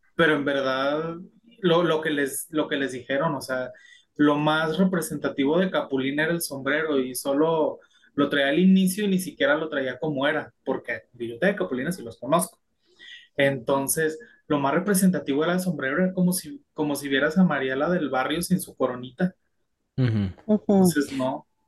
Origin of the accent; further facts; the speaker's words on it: Mexico; los mismos mexicanos